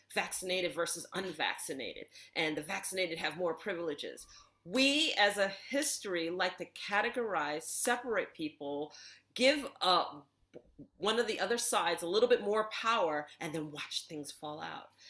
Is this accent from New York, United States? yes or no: yes; New York City, New York, United States; I grew up in New York City, and so there I am in Bayside